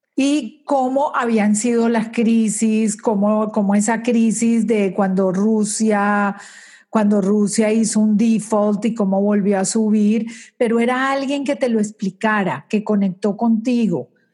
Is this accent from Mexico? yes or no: no; Colombia; moved away as an adult; now in Aventura, United States; Nací en Colombia, me casé en Colombia, tuve mis hijos en Colombia y tenía una compañía por 20 años de cosméticos